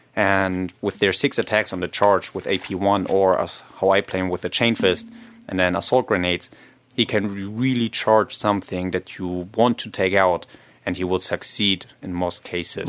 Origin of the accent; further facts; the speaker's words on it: Germany; I'm myself from Germany